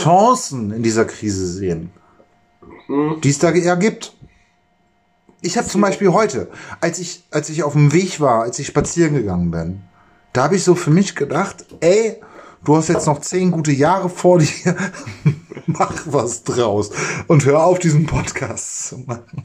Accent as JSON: {"language": "German", "country": "Germany", "said": "als Deutscher"}